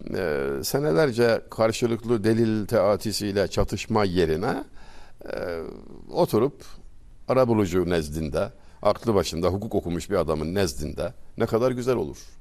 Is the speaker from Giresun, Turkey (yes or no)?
no; Çameli, Denizli, Turkey; moved away; Denizli Çameliliyim. Küçücük bir ilçe.